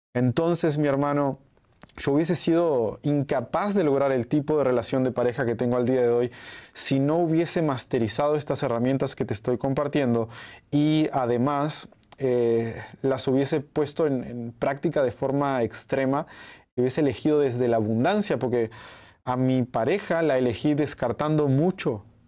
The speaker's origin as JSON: {"language": "Spanish", "country": "Uruguay", "moved": "yes", "lives_now": "Mexico", "said": "yo soy de Uruguay, pero hace un tiempo que vivo acá en México porque me encanta México"}